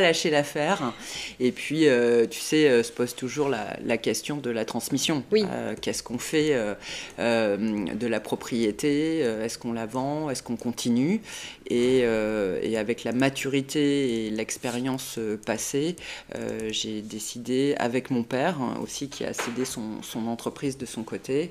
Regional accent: Bordeaux, Nouvelle-Aquitaine, France; moved away as an adult; also born or lived in La Chaux-de-Fonds, Switzerland; quand on est bordelais

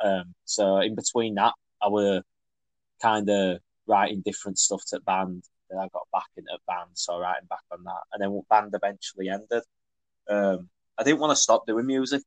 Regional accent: Leeds, Yorkshire and the Humber, United Kingdom; I'm a musician from Leeds

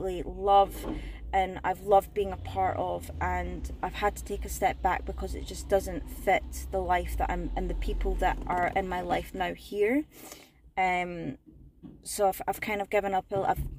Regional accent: Scotland, United Kingdom; moved away as an adult; also born or lived in south of England; now in England, United Kingdom; I'm initially from Scotland and I moved down south at the start of the first lockdown of the pandemic

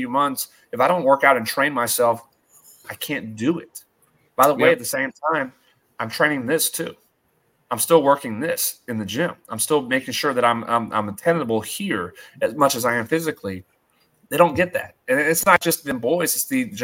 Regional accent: Louisiana, United States; moved away; I'm going to be in my home state.

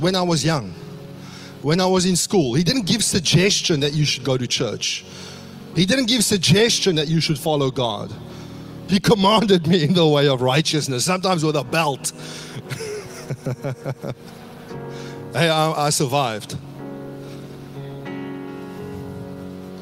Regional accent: South Africa; now in Australia; growing up in South Africa

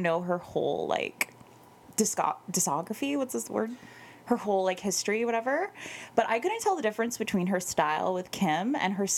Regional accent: Canada; we're Canadian.

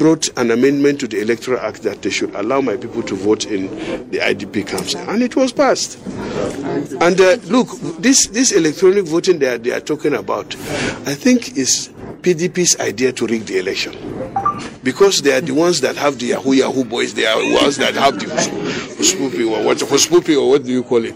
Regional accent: Gwoza, Borno, Nigeria; I come from the Northeast. I come from Goza. In Borno South, I represent Borno South.

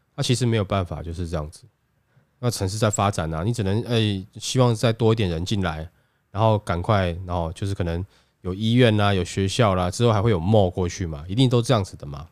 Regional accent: Taiwan; 我们台湾人

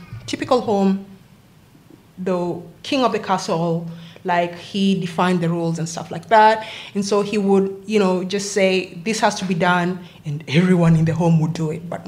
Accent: Nairobi, Kenya; also born or lived in Wollongong, Australia; now in Sydney, Australia; So I am from Kenya, born and raised in Nairobi

